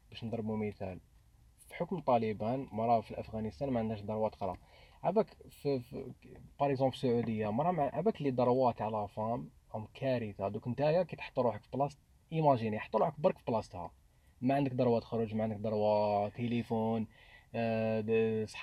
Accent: Algeria

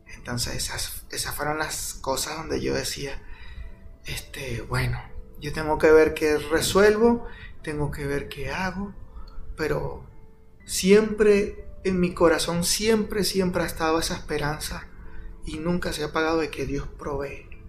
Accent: Venezuela; moved away as an adult; now in Guatemala; Yo soy venezolano.

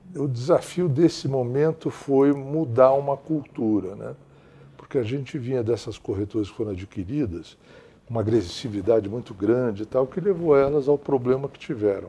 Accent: Santos, São Paulo, Brazil; moved away as an adult; also born or lived in New York; Eu sou de Santos, ah. e sou de uma Santos, de uma época que era uma cidade encantadora.

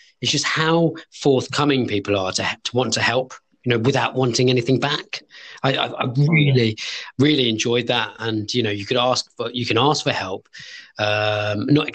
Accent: London, United Kingdom; now in Birmingham, United Kingdom; I'm originally from London

